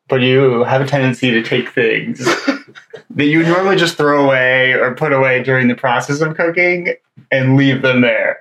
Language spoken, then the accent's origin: English; Virginia, United States; now in Washington, D.C., United States; I'm from Virginia